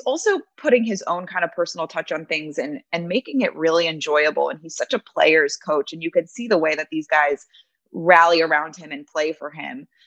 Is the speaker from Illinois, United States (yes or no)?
no; St. Louis, Missouri, United States; moved away as an adult; also born or lived in Michigan / Wichita Falls, Texas / Rhode Island; now in South Florida, United States; I grew up grew up in St. Louis